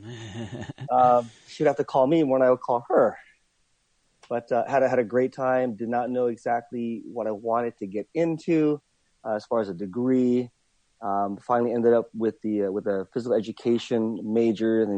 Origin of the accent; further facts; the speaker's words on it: Wailuku, Hawaii, United States; also born or lived in San Francisco; Grew up right here where I'm living now in Wailuku on Maui